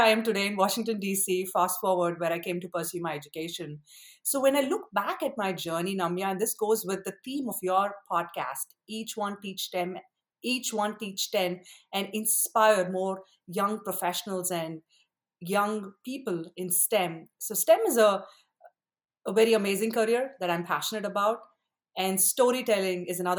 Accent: Chennai, Tamil Nadu, India; now in United States; I grew up in India, Chennai, Madras

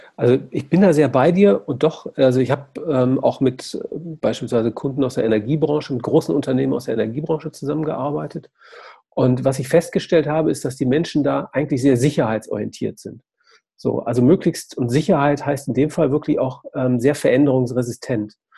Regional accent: Essen, North Rhine-Westphalia, Germany; ich komme ja aus Essen

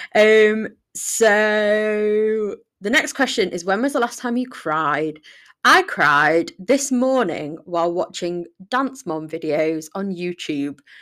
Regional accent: Sheffield, Yorkshire and the Humber, United Kingdom; I'm from Sheffield. I love Sheffield. It's a beautiful place to live.

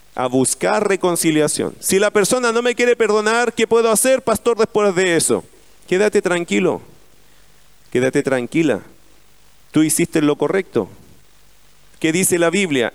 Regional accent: Chile; Como somos los chilenos

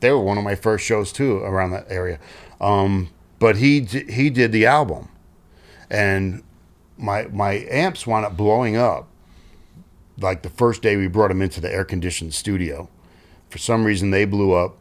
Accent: New York City, New York, United States; I was from Staten Island

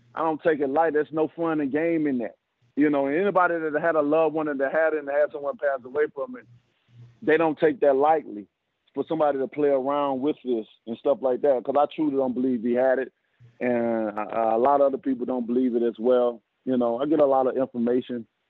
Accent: the South, United States; I'm from the South, so I'm from the South, and I got a lot of cooks in my family

